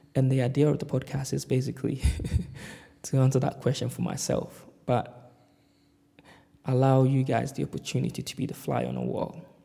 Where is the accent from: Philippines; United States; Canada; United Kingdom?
United Kingdom; London; moved away as an adult; now in Glasgow, United Kingdom; I'm currently based in Glasgow, Scotland, in the UK, but I grew up in London.